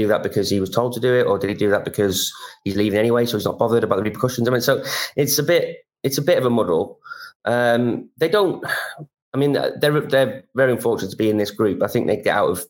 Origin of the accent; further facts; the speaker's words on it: Wales, United Kingdom; being a Welshman